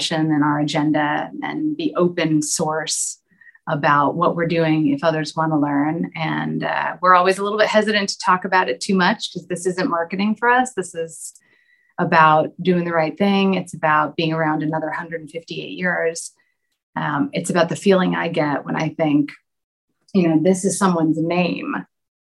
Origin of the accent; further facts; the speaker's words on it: United States; moved away; my home country in the States